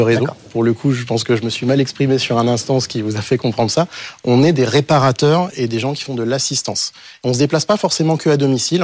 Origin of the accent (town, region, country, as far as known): Breuil-le-Sec, Hauts-de-France, France